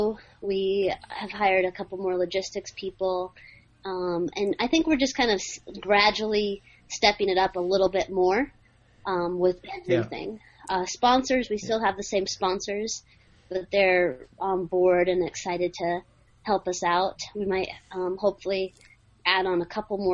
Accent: Alaska, United States; I'm from Alaska

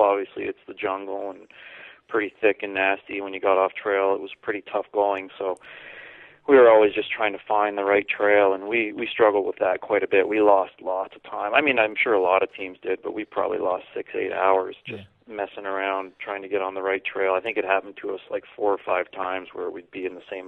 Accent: Canada; growing up in Canada, I played lots of hockey growing up

